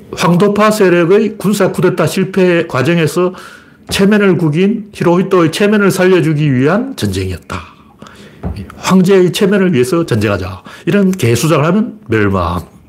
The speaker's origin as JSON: {"language": "Korean", "town": "Gyeongju", "region": "North Gyeongsang", "country": "South Korea", "tie": "born or raised there", "said": "나처럼 경주 출신을"}